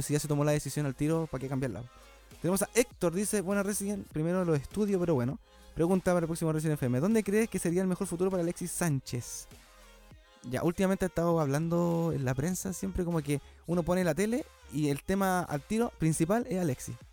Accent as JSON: {"language": "Spanish", "country": "Chile", "said": "somos chilenos"}